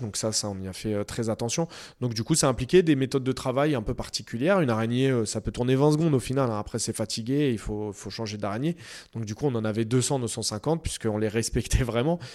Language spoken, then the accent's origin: French; Noisy-le-Grand, Île-de-France, France; je viens de Noisy et puis j'ai grandi, euh, voilà, euh, j'ai grandi à deux pas de ces immeubles-là